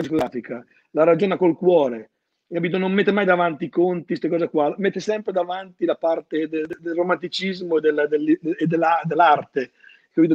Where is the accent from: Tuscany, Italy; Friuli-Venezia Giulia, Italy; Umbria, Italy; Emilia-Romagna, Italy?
Emilia-Romagna, Italy; moved away as an adult; also born or lived in Bologna; conservatorio di Ceseno ho fatto io perché sono romagnolo